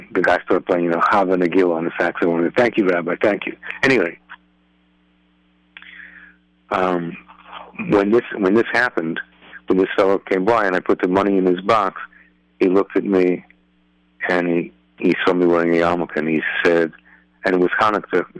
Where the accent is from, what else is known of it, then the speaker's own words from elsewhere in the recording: New York, United States; now in Lakewood, United States; a guy like me who's in Lakewood, even though I grew up in New York